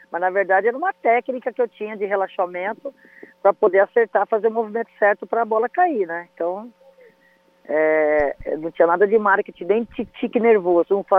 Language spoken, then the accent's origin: Portuguese; Potirendaba, São Paulo, Brazil; born there; Outro dia eu postei a foto da, da casinha aonde eu nasci, que está assim, tá em ruínas, né? Lá em Potirendaba.